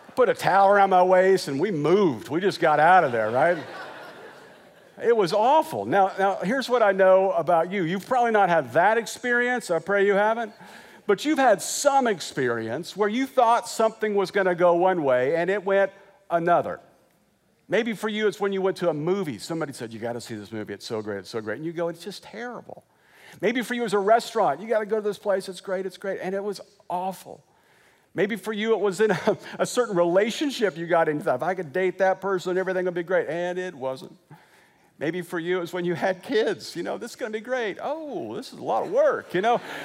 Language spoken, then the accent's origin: English; Wichita, Kansas, United States; moved away as an adult; also born or lived in Joplin, Missouri / Lexington, Kentucky; now in California, United States; I grew up in Wichita.